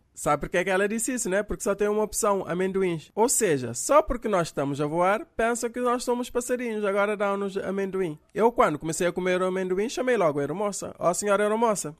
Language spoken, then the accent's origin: Portuguese; Cape Verde; Sou eu aqui de Cabo Verde